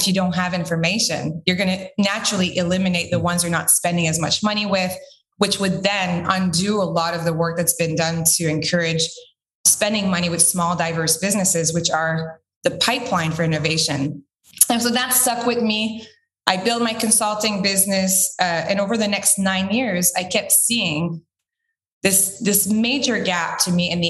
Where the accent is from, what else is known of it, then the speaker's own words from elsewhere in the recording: Quebec, Canada; I'm originally from Quebec